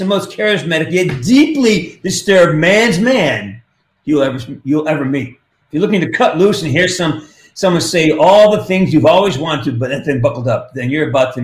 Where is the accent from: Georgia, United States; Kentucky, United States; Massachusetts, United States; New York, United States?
Massachusetts, United States; Pittsfield; moved away; Pittsfield, my hometown